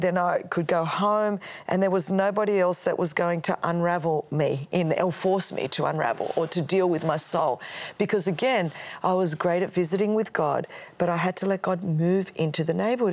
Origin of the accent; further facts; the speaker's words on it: Australia; first language Greek; English is a second language; my parents um, came over from Alexandria, Egypt. My grandparents were from Greece, and so we were immigrants into Australia